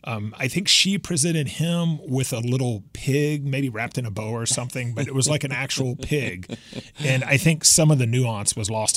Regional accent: Houston, Texas, United States; I grew up in Houston

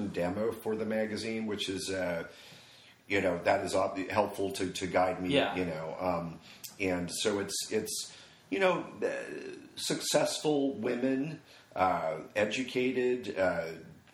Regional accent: Los Angeles, California, United States; also born or lived in Newport Beach, California / Van Nuys, California; I was born in Los Angeles, California, Good Samaritan Hospital.

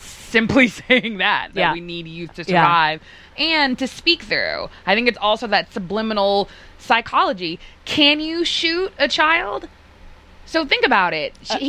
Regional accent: Boston, Massachusetts, United States; Well, ironically, I am from Boston, and I don't have an accent.

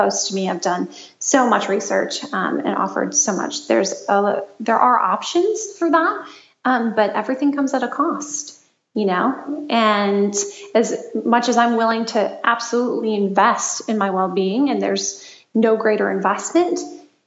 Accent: Michigan, United States; now in Los Angeles, United States

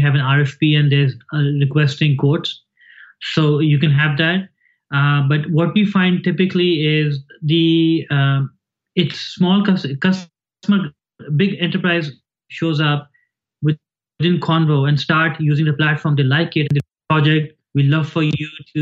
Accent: Pakistan; moved away as an adult; now in United States; I grew up in Pakistan. I came here when I was 19 and I've been here for almost 30 years

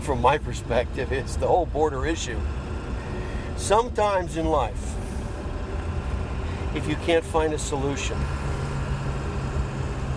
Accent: Cape Cod, Massachusetts, United States; moved away as an adult; I grew up on Cape Cod.

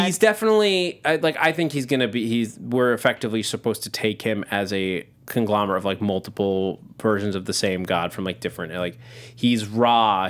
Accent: near Sleepy Hollow, New York, United States; I grew up right near Sleepy Hollow, like two towns over

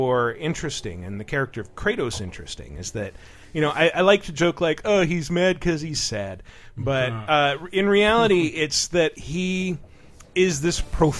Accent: England, United Kingdom; I used to have a Betamax. Because I'm English.

